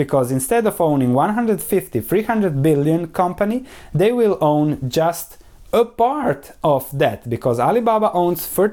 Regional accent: Croatia; where I come from Croatia

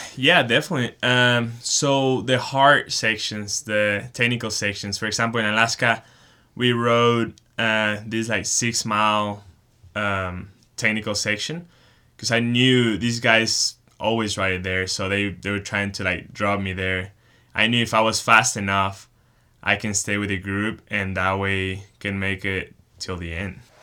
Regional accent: Chihuahua, Mexico; moved away as an adult; also born or lived in Texas; now in Boulder, United States; I grew up in Chihuahua, Mexico, and started riding mountain bikes with my dad when I was four years old

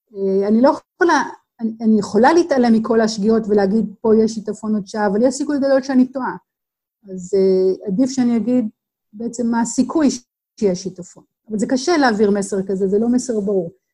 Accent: Israel; אצלנו בישראל

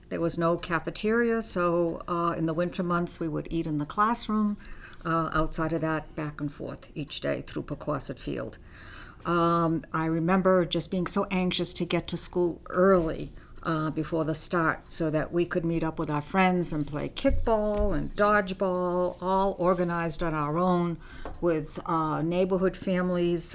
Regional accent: Belmont, Massachusetts, United States; first language Armenian; English is a second language; I grew up on Alma Avenue

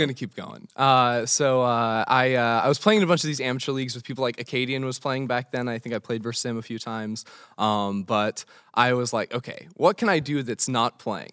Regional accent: Los Angeles, California, United States; I'm originally from Los Angeles.

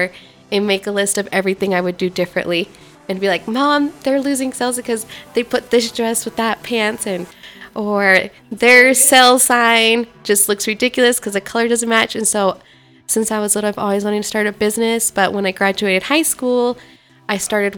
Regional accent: Montreal, Quebec, Canada; also born or lived in Costa Rica; I was actually born in Quebec, Montreal

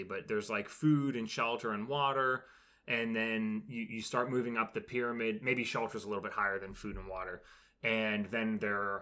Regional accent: United States; now in Atlanta, United States; we're American

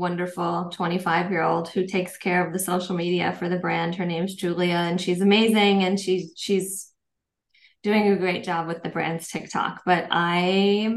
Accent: Minnesota, United States; also born or lived in Paris, France; now in Los Angeles, United States; I grew up in Minnesota.

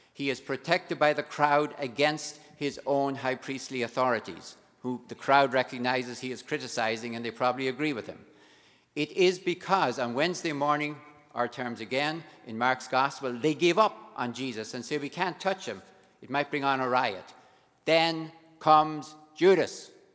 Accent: Ireland; being Irish

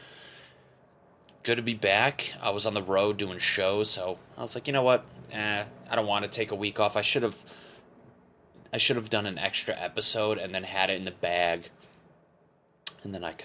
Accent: Connecticut, United States; moved away; I'm from Connecticut

